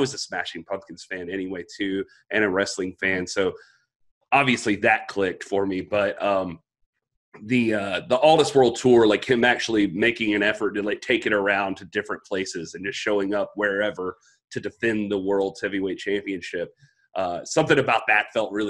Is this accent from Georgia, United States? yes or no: yes; Georgia, United States; I was born originally in Georgia